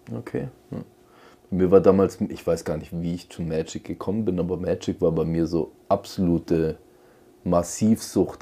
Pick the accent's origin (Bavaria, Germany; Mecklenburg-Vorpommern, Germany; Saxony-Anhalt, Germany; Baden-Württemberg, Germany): Baden-Württemberg, Germany; Radolfzell; Wir hatten einen Spielwarenladen in, in Radolfzell, wo ich geboren bin.